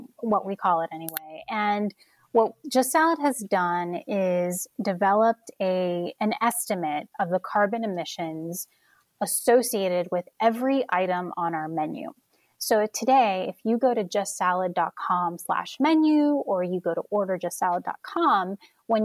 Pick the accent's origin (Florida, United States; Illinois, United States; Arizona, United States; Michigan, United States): Florida, United States; Orlando; moved away; also born or lived in New York; I'm from Orlando, Florida, born and raised